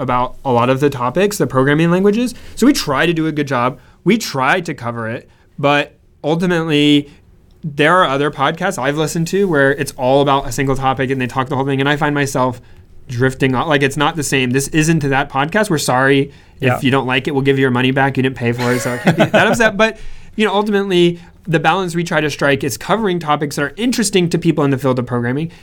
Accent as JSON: {"language": "English", "region": "Central Florida", "country": "United States", "tie": "born or raised there", "moved": "as an adult", "lives_now": "California, United States", "said": "I was born and raised in Florida"}